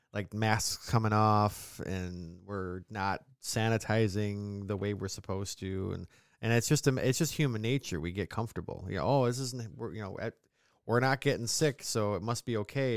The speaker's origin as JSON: {"language": "English", "region": "upstate New York", "country": "United States", "accent": "mid-Atlantic", "said": "we're from New York"}